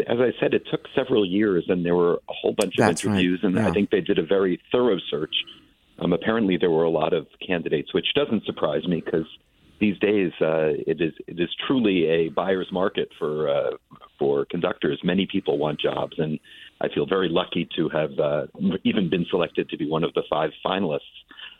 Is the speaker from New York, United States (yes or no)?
yes; Scarsdale, New York, United States; I'm from Scarsdale, New York, so I know the Westchester-Fairfield area extremely well.